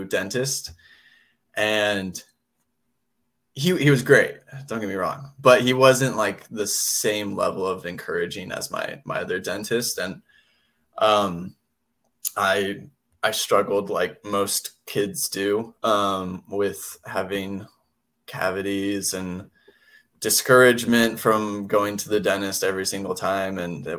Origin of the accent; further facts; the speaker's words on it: California, United States; now in Utah, United States; I grew up in California